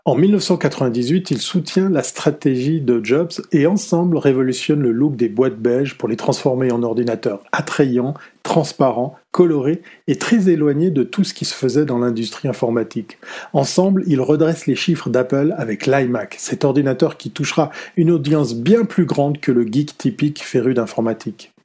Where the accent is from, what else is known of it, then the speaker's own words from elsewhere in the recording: Switzerland; quand on est suisse et fils d'horloger